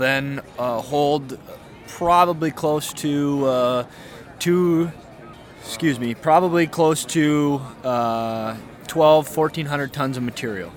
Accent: Fargo, North Dakota, United States; moved away as an adult; now in Bismarck, United States; I'm originally from Fargo, North Dakota. I moved to Bismarck approximately 2 years ago

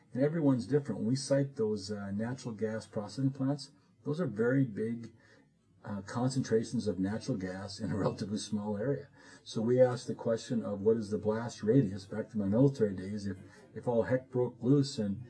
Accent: Bottineau County, North Dakota, United States; I'm from Bottineau County, a smaller county

